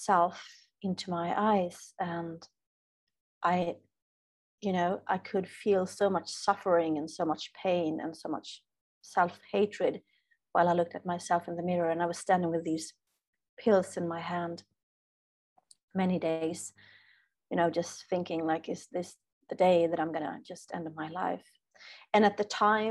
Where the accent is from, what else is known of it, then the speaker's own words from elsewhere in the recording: Sweden; as a Swede, I'm from Sweden, so here we are taught